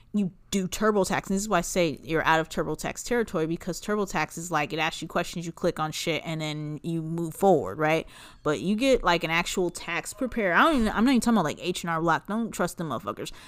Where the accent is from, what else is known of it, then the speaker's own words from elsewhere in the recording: Los Angeles, California, United States; I'm from Los Angeles, and I would go downtown